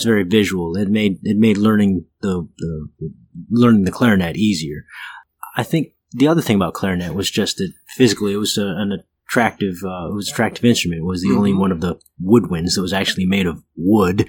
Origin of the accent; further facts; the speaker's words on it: Long Beach, California, United States; now in New Orleans, United States; I was born and raised in Long Beach, California, just a little bit south of Los Angeles.